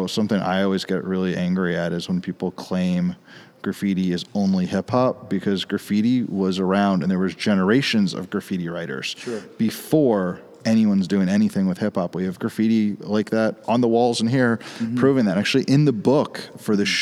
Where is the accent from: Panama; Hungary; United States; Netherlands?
United States; Bethesda, Maryland; I grew up in Bethesda, Maryland, in the late 80s, early 90s, a couple miles outside of D.C.